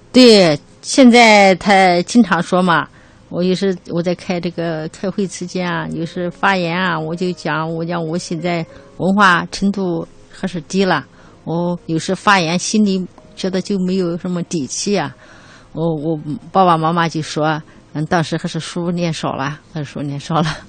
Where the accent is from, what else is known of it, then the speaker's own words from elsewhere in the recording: Dabie Mountains, China; 我的老家就在大别山区